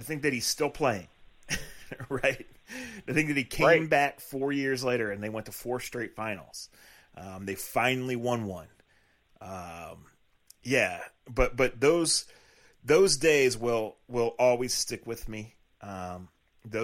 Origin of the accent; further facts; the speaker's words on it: Akron, Ohio / Cleveland, United States; we're from Akron, Ohio, and from Cleveland, Ohio